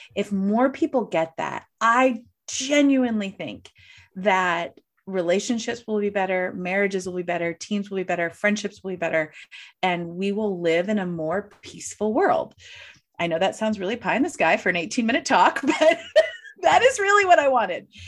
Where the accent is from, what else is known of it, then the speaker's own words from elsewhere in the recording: St. Louis, Missouri, United States; I'm from Saint Louis